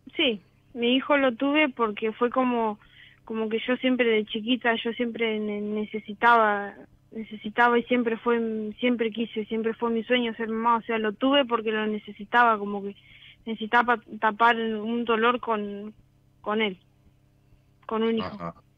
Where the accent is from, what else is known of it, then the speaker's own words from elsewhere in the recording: Bolívar, Buenos Aires Province, Argentina; De Bolívar